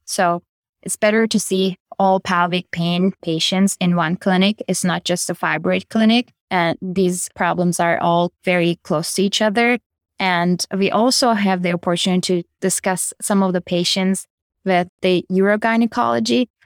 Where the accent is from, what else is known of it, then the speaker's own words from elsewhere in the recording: Turkey; moved away as an adult; also born or lived in Chicago, United States; now in Kentucky, United States; I am originally from Turkey. I did my medical school and residency back in Turkey